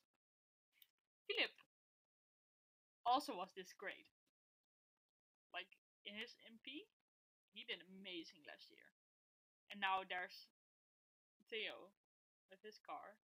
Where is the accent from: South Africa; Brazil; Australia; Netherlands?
Netherlands; The hometown, like 4 hours with a train. But it was in my country